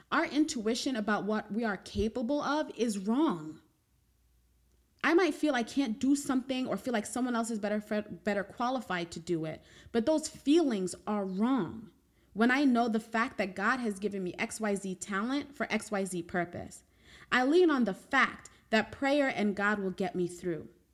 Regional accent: New York, United States; as a New Yorker

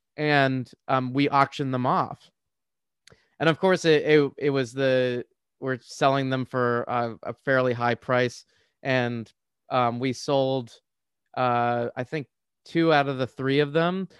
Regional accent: Washington, District of Columbia, United States; I grew up in the D C area

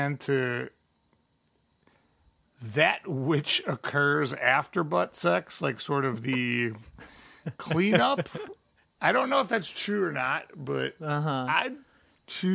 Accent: Midwest, United States; I'm from the Midwest

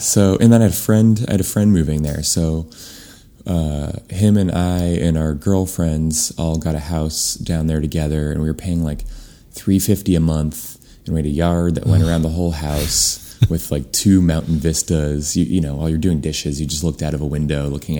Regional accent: East Coast, United States; Which I got the job because I was from the East Coast and he figured I had a work ethic.

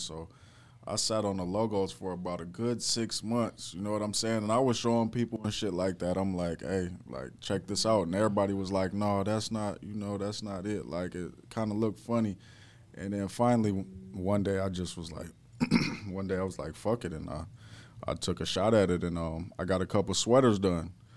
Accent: Minnesota, United States; I'm from Minnesota

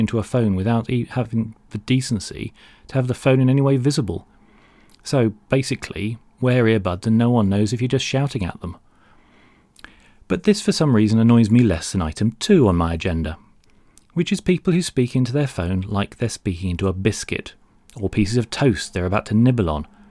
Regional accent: London, United Kingdom; born or raised there

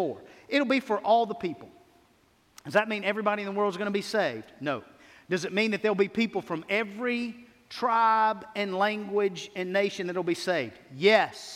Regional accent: United States; I love being an American

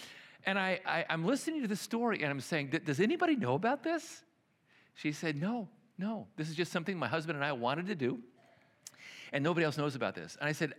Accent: Chicago, Illinois, United States; also born or lived in Milwaukee / New York; You know, here I grew up in Chicago and Milwaukee and New York, and this was something we dealt with all the time.

